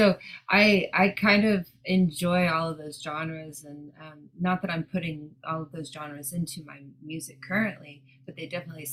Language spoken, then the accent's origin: English; Dallas, Texas, United States; now in Los Angeles, United States; I'm from the South. I live in LA now, but I'm from Dallas.